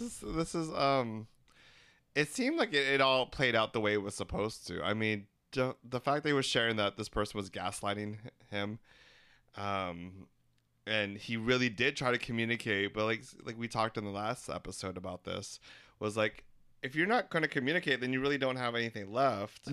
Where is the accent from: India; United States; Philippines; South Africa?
Philippines; We're three Filipino gay guys